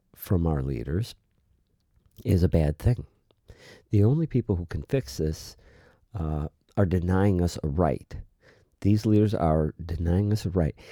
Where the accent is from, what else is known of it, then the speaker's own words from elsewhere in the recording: United States; we, as the American people